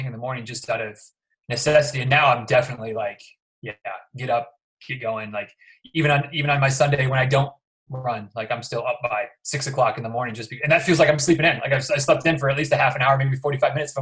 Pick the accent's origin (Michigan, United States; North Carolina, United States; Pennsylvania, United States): Michigan, United States; moved away as an adult; now in Florida, United States; I'm from Michigan originally